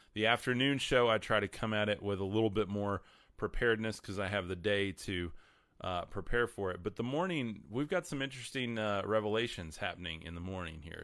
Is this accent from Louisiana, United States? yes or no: no; West Texas, United States; I'm from West Texas